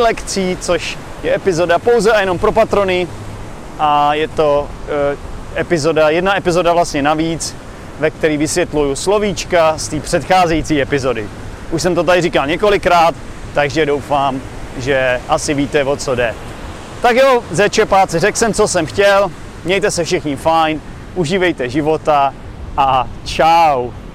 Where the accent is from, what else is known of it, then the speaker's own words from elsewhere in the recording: Czechia; moved away as an adult; now in Vietnam; jsem z Čech